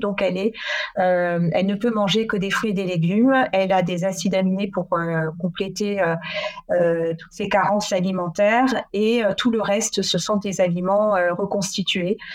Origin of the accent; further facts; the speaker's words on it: France; moved away as an adult; also born or lived in Brussels, Belgium; je prends la décision de repartir dans ma région natale en France